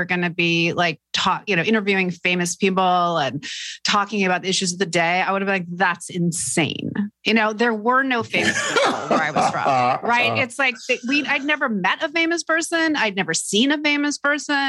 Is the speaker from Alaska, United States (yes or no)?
yes; Fairbanks, Alaska, United States; I grew up in Fairbanks, Alaska, which is, you know, a little